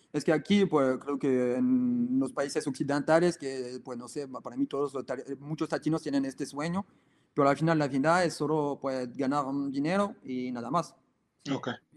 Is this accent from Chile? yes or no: no; France; Spanish is a second language; moved away as an adult; also born or lived in Nicaragua / Ecuador; nosotros somos franceses